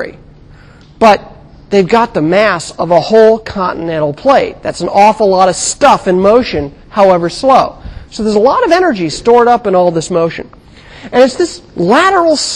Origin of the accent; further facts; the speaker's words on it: California, United States; I grew up in California